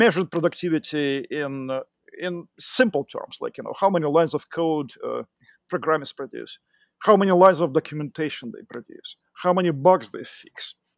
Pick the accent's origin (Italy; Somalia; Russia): Russia; accent: Russian; English is a second language; moved away as an adult; also born or lived in Moscow; now in United States; I'm originally from Russia. You can tell b-, by my accent